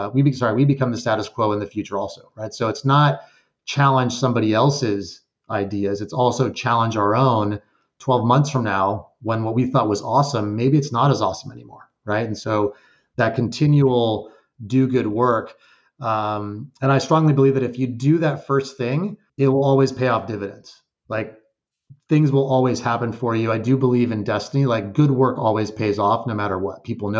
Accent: El Paso, Texas, United States; moved away as an adult; also born or lived in Guadalajara, Mexico / Austin, Texas / Georgia; now in New Jersey, United States; we moved back from Guadalajara to El Paso, Texas

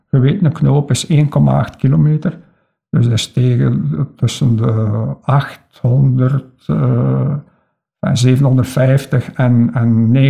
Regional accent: Kindu, Maniema, DR Congo; also born or lived in Lokandu / Bukavu; Ik heb gans mijn kindertijd in Congo doorgemaakt en ik eh, was zes jaar toen ik intern werd in het college in Bukavu. Eh, wij woonden toen in Kindu en in Lokandu

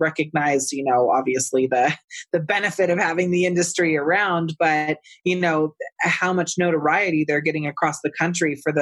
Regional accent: California, United States; moved away; I'm from California originally, so I can judge my state

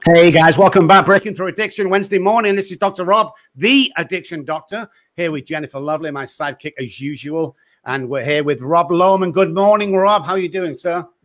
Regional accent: England, United Kingdom; moved away; I'm English, I'm like, "Where are you from?" And, uh, I say, "England."

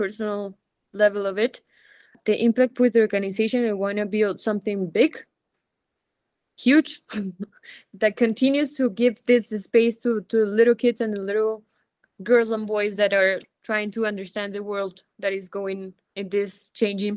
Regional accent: Colombia; also born or lived in Spain; here in my home country

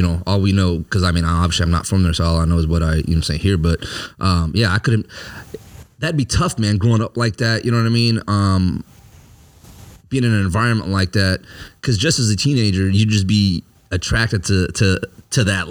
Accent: Minneapolis, Minnesota, United States; also born or lived in Africa / Georgia; I'm from Minneapolis, Minnesota

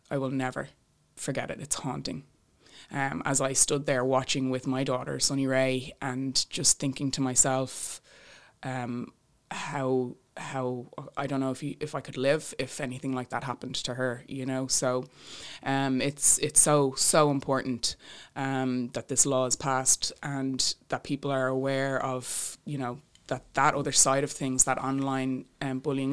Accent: Bray, Leinster, Ireland; my hometown in Bray

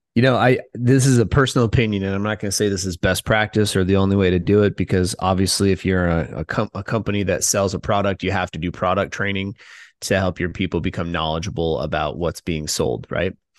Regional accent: Midwest, United States; moved away; I'm from the Midwest

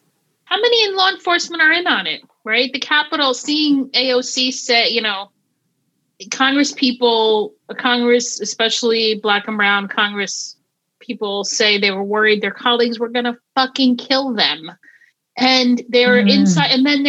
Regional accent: Egypt; now in United States; I'm from Egypt

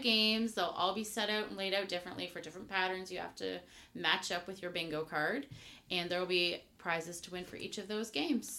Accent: Henvey Inlet, Ontario, Canada; I am Anishinaabe Kwei from Henvey Inlet.

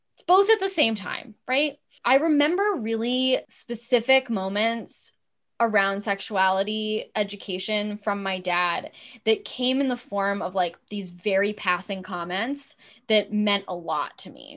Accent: Los Angeles, California, United States; I grew up in Los Angeles. I was born in Cedar Sinai

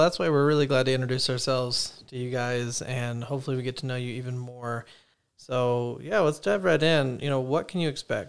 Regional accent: Arizona, United States; now in Idaho, United States; So I'm actually from Arizona, you know, the hot lands, the exact opposite of Idaho, essentially. And, you know, my family and I, we moved up here about 5 years ago, like I said, for school and work.

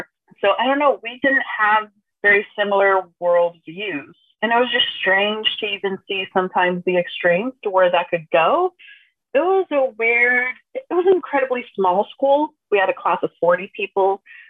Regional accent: Brazil; also born or lived in Missouri, United States / Texas, United States; I was born in the States. I was born in Missouri. That's where both of my parents were studying for university. I was born there. We moved back to Brazil when I was like 1.5.

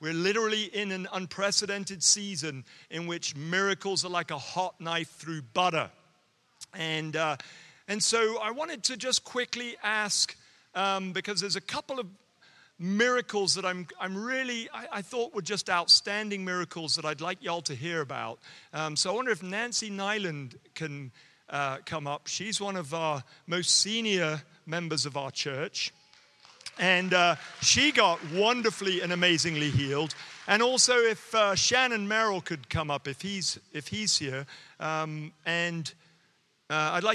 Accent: United Kingdom; accent: Queen's English; moved away; if you can't understand my accent, okay, it's actually because I'm speaking the Queen's English

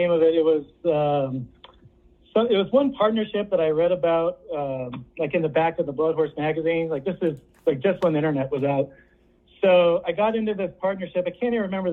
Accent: San Francisco Bay Area, California, United States; I grew up in the San Francisco Bay Area

